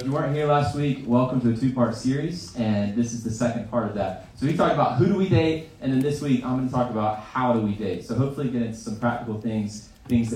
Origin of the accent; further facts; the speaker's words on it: Greenville, South Carolina, United States; I grew up in Greenville.